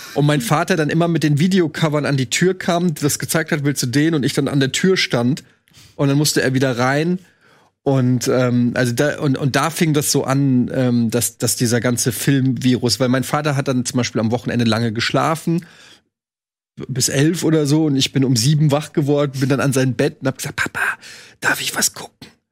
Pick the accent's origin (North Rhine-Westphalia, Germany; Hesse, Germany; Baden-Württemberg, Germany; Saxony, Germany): Hesse, Germany; Frankfurt; Ich bin 78 geboren, also ich war quasi als dieses ganz, als das rübergeschwappt ist, Coca-Cola, dann in Frankfurt